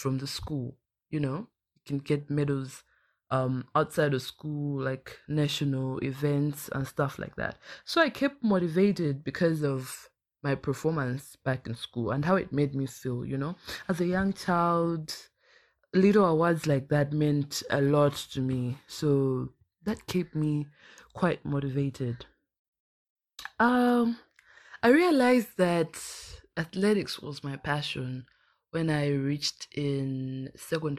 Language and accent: English; Blantyre, Southern Region, Malawi; I'm from Blantyre, Malawi